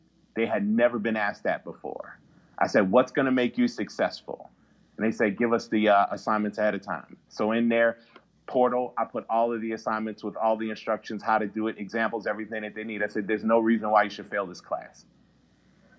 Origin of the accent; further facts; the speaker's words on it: Baltimore, Maryland, United States; I'm a kid from Baltimore